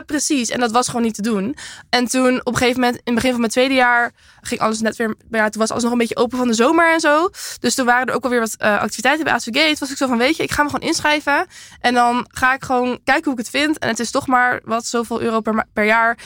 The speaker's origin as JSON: {"language": "Dutch", "town": "Castricum", "region": "North Holland", "country": "Netherlands", "tie": "born or raised there", "moved": "yes"}